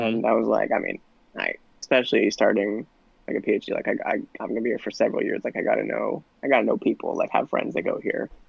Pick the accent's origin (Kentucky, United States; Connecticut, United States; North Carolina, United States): Connecticut, United States; also born or lived in Indiana; we're all from Connecticut